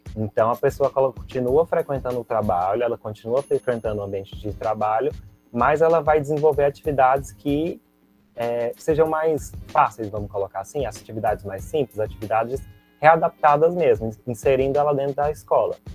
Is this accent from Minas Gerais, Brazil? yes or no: no; Goiânia, Goiás, Brazil; eu sou de Goiânia